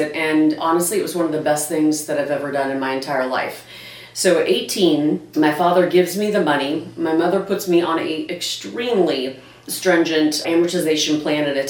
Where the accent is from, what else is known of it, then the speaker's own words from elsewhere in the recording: Branson, Missouri, United States; also born or lived in Ozark, Missouri; now in St. Louis, United States; I live in St. Louis, Missouri now, but I was born and raised in Branson, Missouri. I grew up and went to school at Ozark in Ozark, Missouri